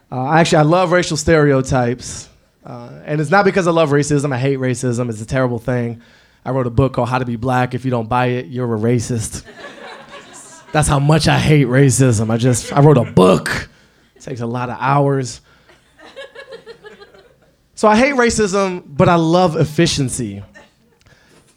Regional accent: Washington, District of Columbia, United States; Growing up in Washington, D.C. in the 80s under a crackhead mayor

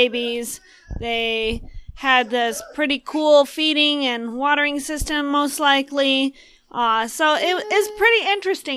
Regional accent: Puerto Rico; now in United States; growing up in Puerto Rico, you know, your blood thins out and you get used to pretty hot temperatures

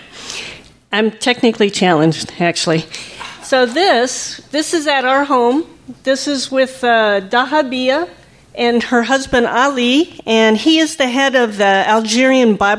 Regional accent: United States; now in France; being an American

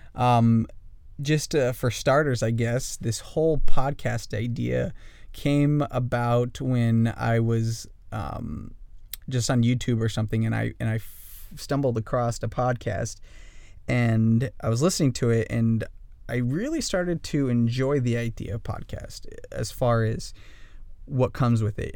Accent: northern Idaho, United States; also born or lived in Kailua-Kona, Hawaii; I grew up in northern Idaho

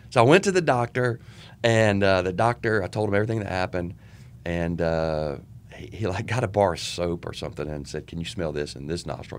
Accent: Charlotte, North Carolina, United States; I grew up in Charlotte, um, went to Albemarle Road Junior High School

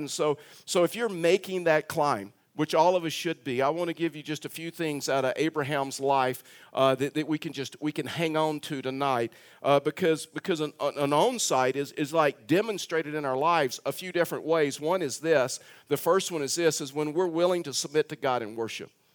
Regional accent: Texas, United States; I'm a Texan

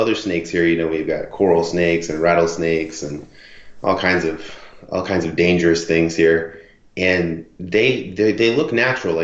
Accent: Tampa, Florida, United States; moved away as an adult; now in Panama City, United States; I'm originally from South Florida. Well, I guess I'm from Tampa

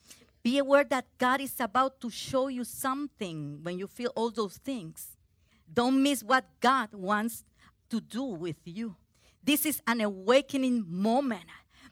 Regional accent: Puerto Rico; English is a second language; I came from Puerto Rico. Woohoo! And I could not speak English well.

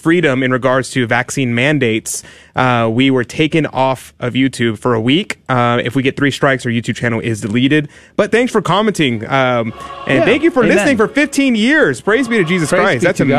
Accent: United States; I'm American.

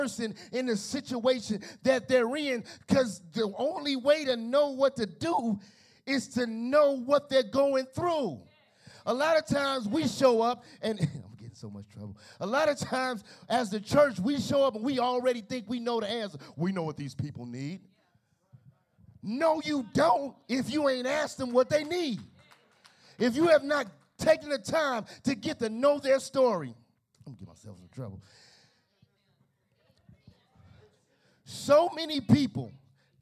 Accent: Chicago, Illinois, United States; now in Gary, Indiana, United States; I'm from Chicago

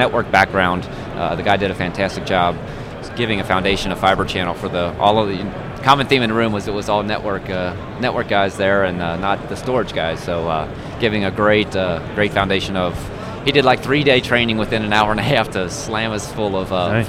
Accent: Cincinnati, Ohio, United States; I'm from Cincinnati.

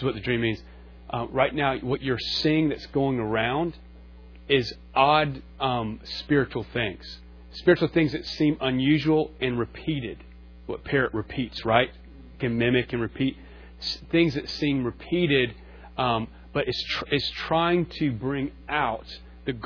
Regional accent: North Carolina, United States; also born or lived in Concord, North Carolina / Charleston; I'm from North Carolina. I grew up in Charleston. I was born on a farm in Concord.

